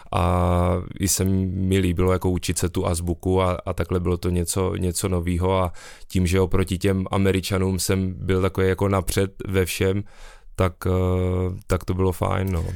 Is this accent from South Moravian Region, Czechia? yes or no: yes; Brno, South Moravian Region, Czechia; jsem z Brna